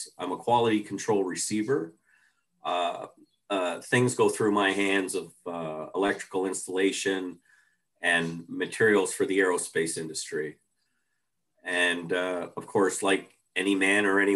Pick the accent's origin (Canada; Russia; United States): Canada; Toronto, Ontario; living in Scarborough as a young lad, we had moved into our house in 1963 with my parents.